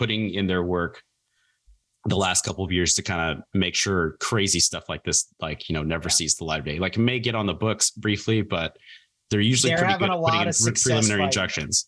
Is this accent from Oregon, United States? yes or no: yes; Oregon, United States; moved away; growing up in Oregon